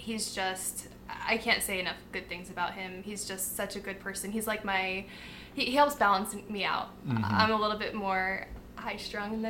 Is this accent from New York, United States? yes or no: yes; upstate New York, United States; moved away as an adult; also born or lived in Arizona; originally I'm from upstate New York. After high school, I left and joined the Air Force